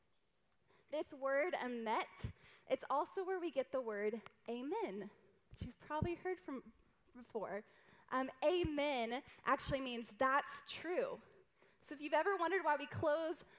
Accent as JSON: {"language": "English", "region": "the South", "country": "United States", "said": "I'm from the South"}